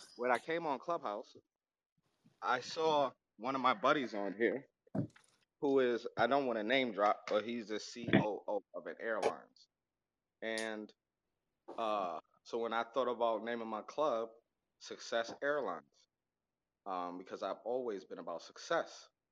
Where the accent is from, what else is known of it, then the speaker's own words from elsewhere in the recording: New York City, New York, United States; also born or lived in Las Vegas; I was born in Las Vegas. I was raised in Harlem